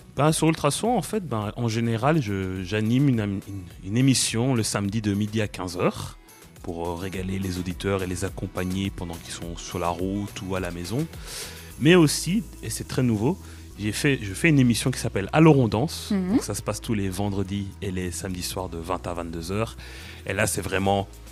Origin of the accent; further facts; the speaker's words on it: Brussels, Brussels-Capital Region, Belgium; moi je suis de Bruxelles